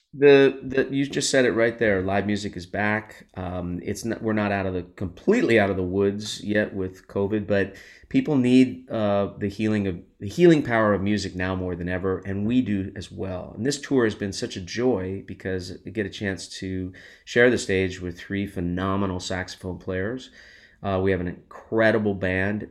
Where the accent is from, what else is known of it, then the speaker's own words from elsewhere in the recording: Los Angeles, California, United States; I grew up in Los Angeles and we used to go as a family to the Hollywood Walk of Fame